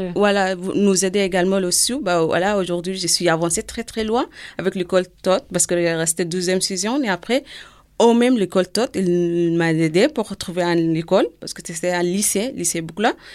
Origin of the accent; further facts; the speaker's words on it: Sudan; French is a second language; moved away as an adult; also born or lived in Lebanon; now in France; j'ai quitté le Soudan en 2003